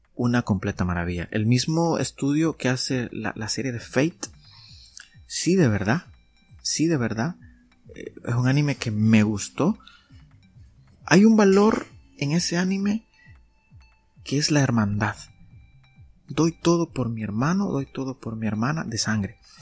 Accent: El Salvador; aquí en mi país, en El Salvador

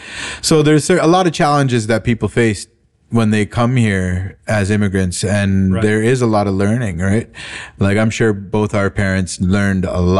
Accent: Toronto, Ontario, Canada; growing up in Toronto

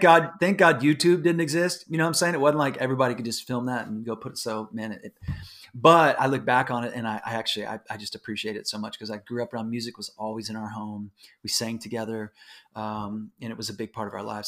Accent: Houston, Texas, United States; I grew up in Houston, Houston, Texas

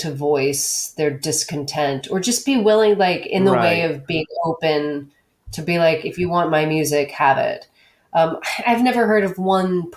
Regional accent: Texas, United States; moved away; also born or lived in New York; I grew up in Texas

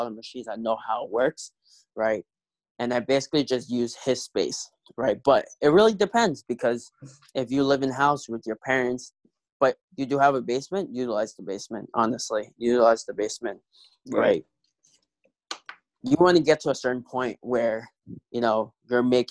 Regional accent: New York City, New York, United States; moved away as an adult; now in Buffalo, United States; I'm originally from New York City, Queens, New York City

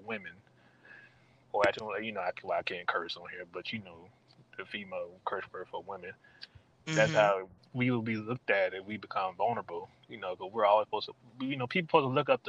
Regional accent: Mableton, Georgia, United States; now in Stone Mountain, United States; I live in Stone Mountain now, but I grew up in Mableton, Georgia

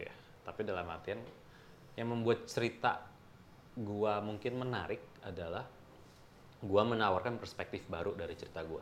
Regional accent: Indonesia; gue dari Indonesia

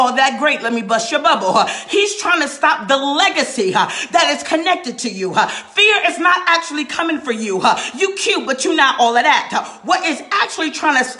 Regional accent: New York, United States; now in North Carolina, United States; I'm from New York, y'all. I live in North Carolina now, but I'm a New Yorker

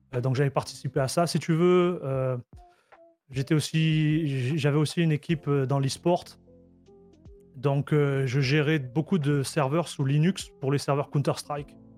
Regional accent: Marseille, Provence-Alpes-Côte d'Azur, France; moved away as an adult; now in Canada; à l'origine, je suis... je suis un Marseillais. Ok. Qui immigré euh, au Canada en 2014

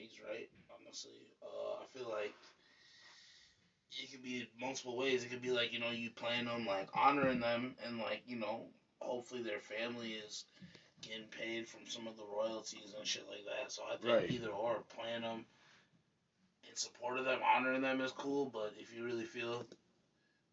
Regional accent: Minnesota, United States; I grew up in Minnesota, bro. I was not in Chicago.

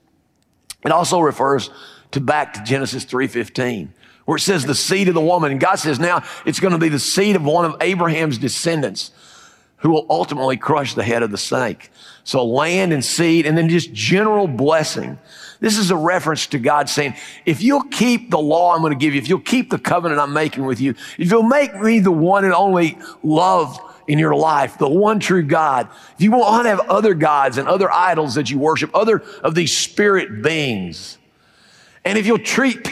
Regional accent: Fayetteville, United States; I'm from Fayetteville

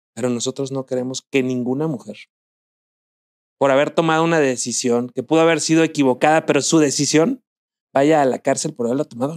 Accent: Zamora, Michoacán, Mexico; en Zamora, mi tierra natal

